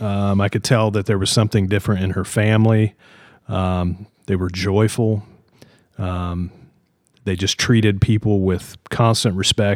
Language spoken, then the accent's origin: English; Logan, Utah, United States; So, born and raised in Logan, lived here my whole life